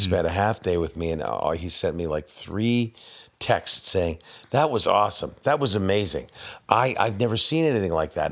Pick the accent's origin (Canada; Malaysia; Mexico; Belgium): Canada; I'm Canadian.